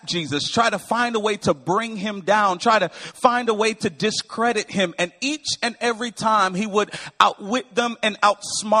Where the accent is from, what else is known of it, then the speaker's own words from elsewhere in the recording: Windsor, Connecticut, United States; I am from Windsor, Connecticut, born and raised. I'm a Northeasterner.